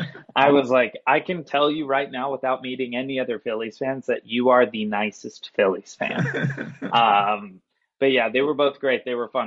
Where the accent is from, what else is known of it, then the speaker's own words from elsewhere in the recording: Chicago, Illinois, United States; Like the moment they found out I was from Chicago